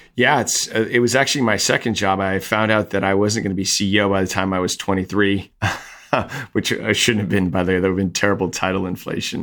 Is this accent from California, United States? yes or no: yes; Napa, California, United States; I grew up in Napa